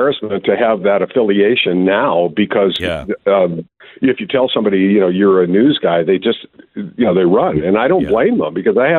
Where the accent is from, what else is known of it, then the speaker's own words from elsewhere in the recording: Wisconsin, United States; I'm from Wisconsin. His accent was stronger than mine.